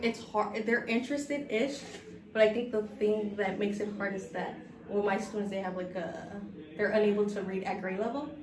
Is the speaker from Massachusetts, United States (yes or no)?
no; Los Angeles, California, United States; moved away as an adult; now in New York, United States; I'm from South Central, so I'm um, a product of LAUSD. I went to some of the worst high school, middle school areas